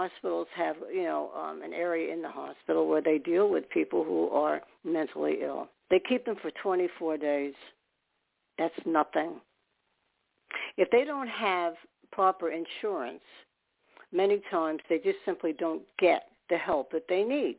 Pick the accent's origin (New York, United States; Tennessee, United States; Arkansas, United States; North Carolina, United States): New York, United States; New York City; I'm a New Yorker